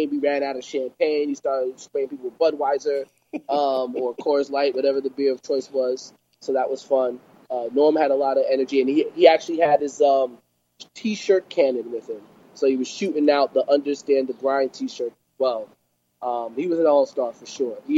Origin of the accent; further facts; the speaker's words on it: Jamaica; I'm Jamaican.